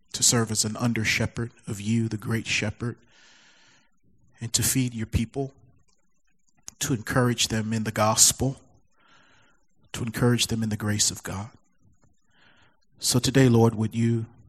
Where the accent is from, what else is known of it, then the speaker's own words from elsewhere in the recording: Baltimore, Maryland, United States; moved away; my hometown, Baltimore, Maryland